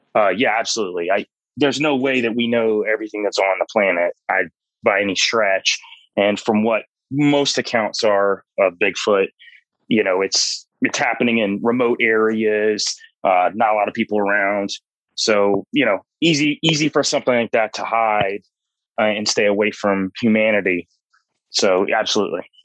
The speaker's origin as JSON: {"language": "English", "region": "North Georgia mountains", "country": "United States", "tie": "born or raised there", "said": "I grew up in the North Georgia mountains"}